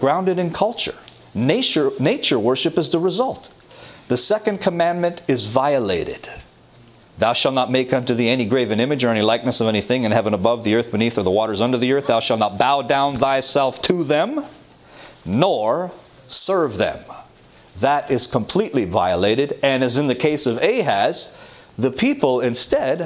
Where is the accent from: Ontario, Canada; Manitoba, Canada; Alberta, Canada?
Ontario, Canada; Toronto; I'm from Toronto